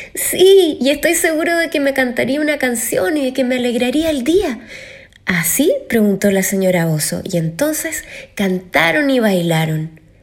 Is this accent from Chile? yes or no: yes; Chile; soy cantante chilena